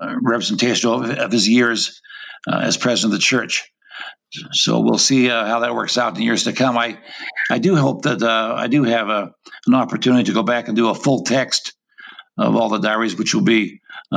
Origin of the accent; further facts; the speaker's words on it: Intermountain West, United States; I was raised in the Intermountain West